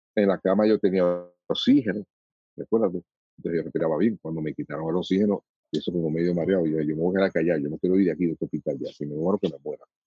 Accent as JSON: {"language": "Spanish", "country": "Dominican Republic", "said": "como soy dominicano"}